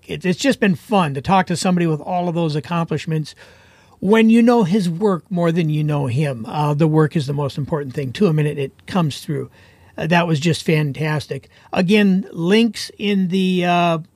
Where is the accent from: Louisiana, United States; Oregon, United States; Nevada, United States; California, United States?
Oregon, United States; also born or lived in Wyoming; now in Wisconsin, United States; I grew up in Oregon, but we're out in Wisconsin now.